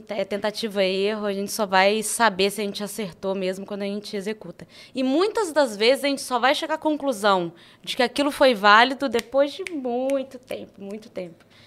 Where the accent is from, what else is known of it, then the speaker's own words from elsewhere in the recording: Juiz de Fora, Minas Gerais, Brazil; É, sou de Juiz de Fora. É, sou do, do, da Zona da Mata Mineira. E a gente não se considera tão mineiro assim. Por incrível que pareça, eu fui descobrir que eu tenho muito sotaque morando aqui.